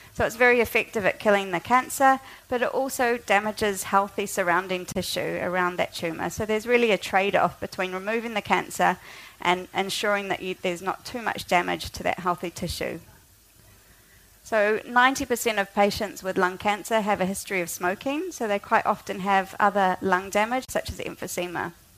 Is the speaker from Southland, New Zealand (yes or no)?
no; Auckland, New Zealand; moved away as an adult; also born or lived in Oxford, United Kingdom; I grew up in Auckland